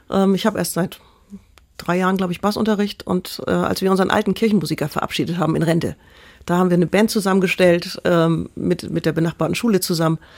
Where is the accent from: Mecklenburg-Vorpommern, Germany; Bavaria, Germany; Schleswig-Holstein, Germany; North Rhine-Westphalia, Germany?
Schleswig-Holstein, Germany; Kiel; now in Elmshorn, Germany; ich bin in Kiel aufgewachsen, lebe jetzt mit meiner Frau in Emshorn